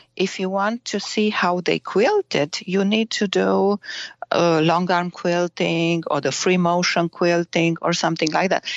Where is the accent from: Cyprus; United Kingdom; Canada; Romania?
Romania; English is a second language; moved away as an adult; now in Germany; I was born in Romania and I grew up in Romania